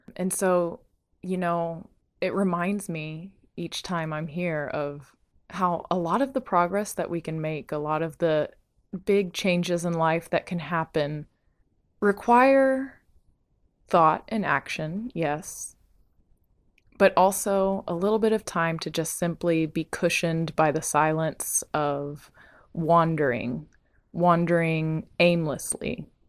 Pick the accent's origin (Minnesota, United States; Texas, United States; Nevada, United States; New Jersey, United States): Texas, United States; Bandera; moved away; I'm back in Bandera, Texas, my hometown